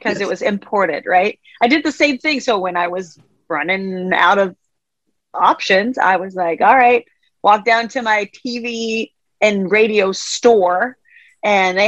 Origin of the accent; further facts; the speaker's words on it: Denmark; moved away as an adult; also born or lived in Washington State, United States / Nashville, United States; now in Washington, United States; I grew up in Denmark in Europe, and I moved here 10 years ago, here being the United States. I'm in Washington State right now